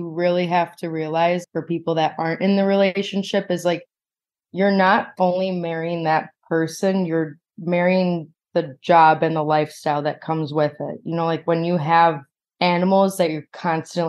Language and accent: English; Chicago, Illinois, United States; moved away as an adult; now in Florida, United States; growing up in Chicago